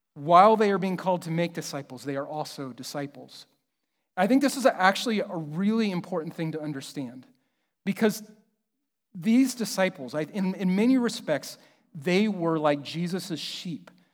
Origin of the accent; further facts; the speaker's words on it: Kansas City, United States; I'm from Kansas City